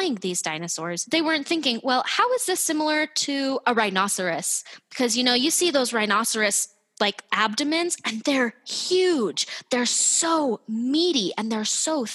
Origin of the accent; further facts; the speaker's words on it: Utah, United States; I'm from Utah